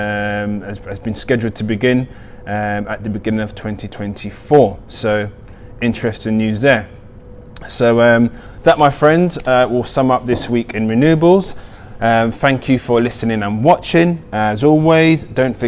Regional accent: Nigeria; being a Nigerian born.

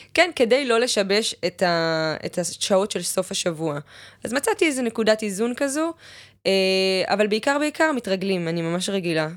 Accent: Ma'ale Adumim, Jerusalem District, Israel; now in Tel Aviv, Israel; ליד ירושלים, מעלה אדומים

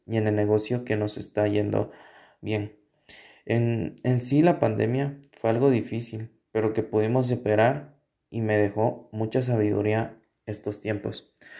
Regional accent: Sololá, Guatemala; yo soy de Sololá y vivo a las orillas del lago

